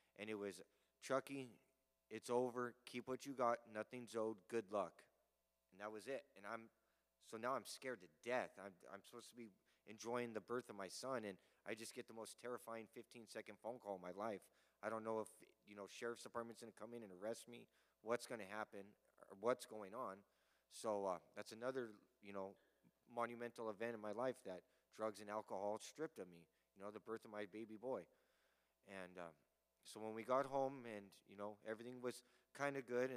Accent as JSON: {"language": "English", "town": "Pueblo", "region": "Colorado", "country": "United States", "said": "I'm from Pueblo, Colorado"}